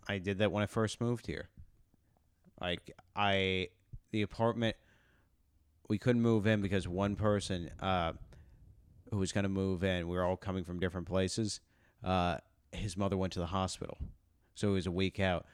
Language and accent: English; Texas, United States; moved away as an adult; I grew up in Texas